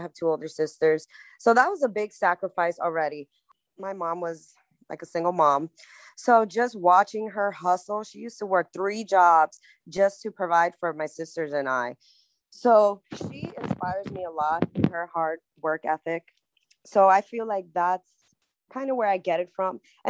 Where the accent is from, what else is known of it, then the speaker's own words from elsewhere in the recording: Queens, New York, United States; Yes, I am from Queens, New York, baby.